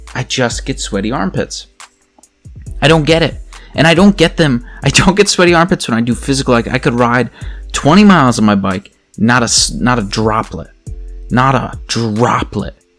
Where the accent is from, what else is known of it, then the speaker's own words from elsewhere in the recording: Pennsylvania, United States; accent: Pennsylvania; my Pennsylvania accent